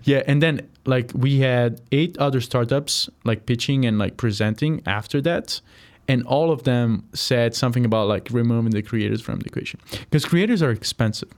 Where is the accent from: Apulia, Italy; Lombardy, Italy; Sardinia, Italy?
Apulia, Italy; moved away as an adult; also born or lived in Chicago, United States; now in United States; I'm from a region called Puya